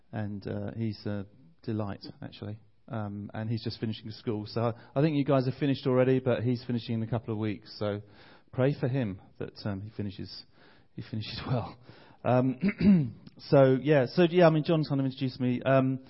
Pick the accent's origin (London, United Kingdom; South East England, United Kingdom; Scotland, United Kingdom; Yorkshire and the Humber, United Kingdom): London, United Kingdom; Bromley; I'm from London. I'm from a place called Bromley, which is about 20 minutes outside the centre of London.